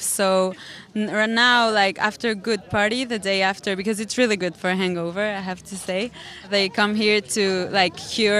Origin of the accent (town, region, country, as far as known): Ensenada, Baja California, Mexico; born or raised there